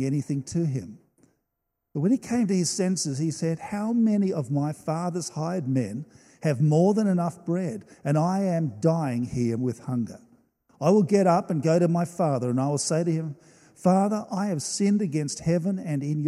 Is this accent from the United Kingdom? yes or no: no; Australia; I love being an Australian